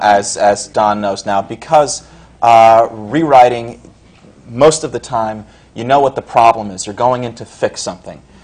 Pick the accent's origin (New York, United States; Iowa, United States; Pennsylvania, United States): New York, United States; Scarsdale; now in New York City, United States; I grew up in up in Westchester County in Scarsdale